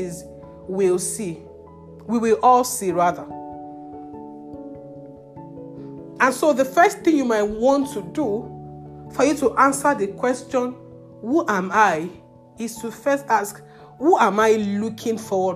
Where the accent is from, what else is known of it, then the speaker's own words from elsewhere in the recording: Nigeria; You are talking down on God's intelligence for you to regret being a Nigerian